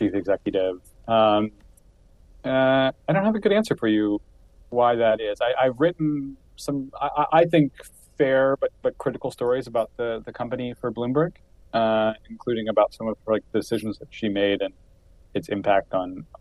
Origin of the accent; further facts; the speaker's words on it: Columbus, Ohio, United States; also born or lived in Wooster, Ohio / Chicago, Illinois; I'm from Columbus, Ohio.